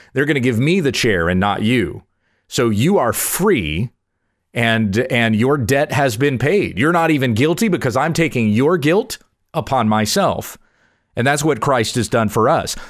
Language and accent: English; United States; I'm from the United States of America